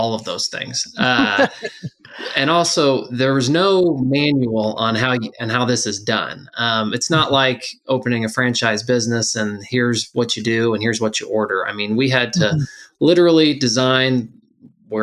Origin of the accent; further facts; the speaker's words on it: Mattoon, Illinois, United States; born and raised in Mattoon, Illinois. Went to high school here